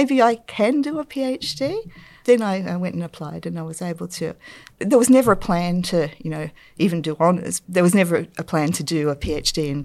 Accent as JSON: {"language": "English", "town": "Newcastle", "region": "New South Wales", "country": "Australia", "tie": "born or raised there", "said": "I grew up in Newcastle, so there was a lot of industry there"}